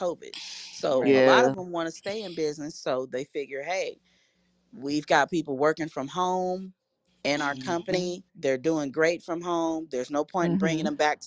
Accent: the South, United States

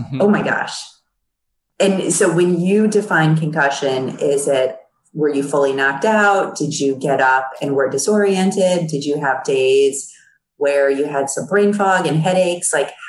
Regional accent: New York, United States; moved away as an adult; also born or lived in Boston / Chicago; now in Los Angeles, United States; I grew up in New York and then I went to school in Boston. So I've lived the seasons.

